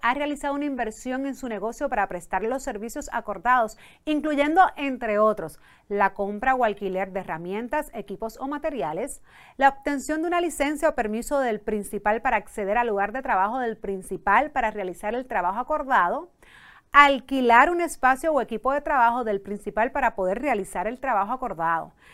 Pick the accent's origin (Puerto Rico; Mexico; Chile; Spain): Puerto Rico; first language Spanish; en Puerto Rico a veces utilizamos mucho los dos idiomas